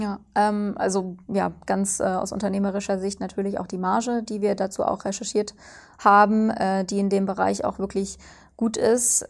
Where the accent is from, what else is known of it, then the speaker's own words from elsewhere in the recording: Cologne, North Rhine-Westphalia, Germany; moved away; Ich komme ursprünglich aus Köln